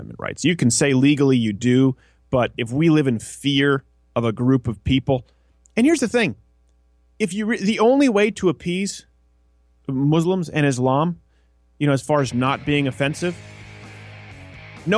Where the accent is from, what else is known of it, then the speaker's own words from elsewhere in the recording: Canada; moved away; I come from Canada